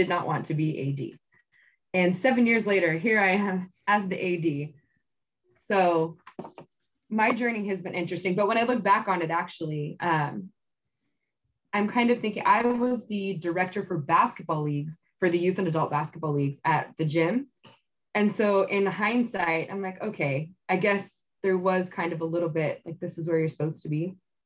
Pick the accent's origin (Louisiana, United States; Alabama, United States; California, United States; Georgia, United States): California, United States; Tracy; I grew up in Tracy, and I went to high school out here